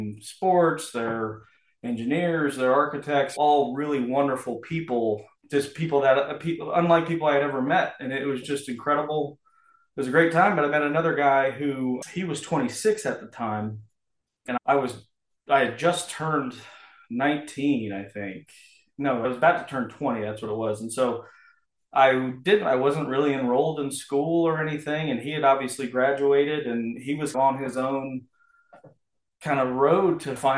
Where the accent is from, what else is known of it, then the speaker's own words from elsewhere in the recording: Columbia, Missouri, United States; So I'm originally from Missouri, Columbia, Missouri.